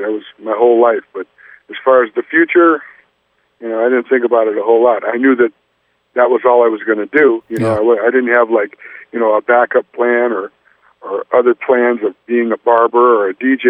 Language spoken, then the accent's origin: English; California, United States; And, well, you know, we come from the Bay Area.